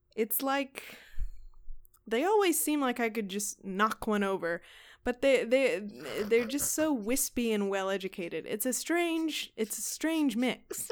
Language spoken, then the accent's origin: English; Texas, United States; I'm from Texas